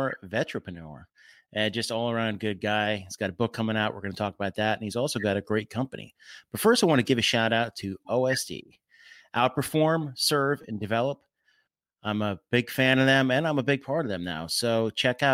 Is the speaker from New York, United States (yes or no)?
no; New Jersey, United States; also born or lived in Philadelphia / San Diego; now in Washington, D.C. area, United States; I grew up in Jersey by the Pocono area.